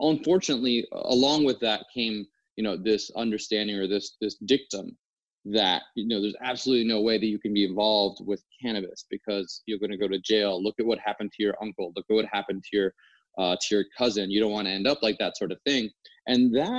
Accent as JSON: {"language": "English", "region": "New Jersey", "country": "United States", "tie": "born or raised there", "said": "growing up in New Jersey, where I did"}